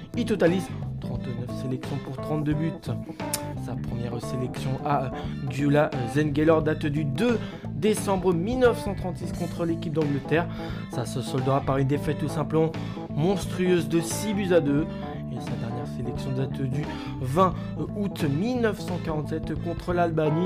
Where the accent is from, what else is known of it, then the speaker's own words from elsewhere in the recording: France; chez nous en France